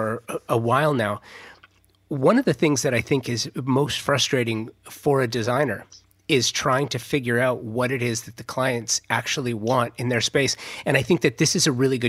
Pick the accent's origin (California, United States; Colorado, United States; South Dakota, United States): California, United States; Southern; I was born and raised in Southern California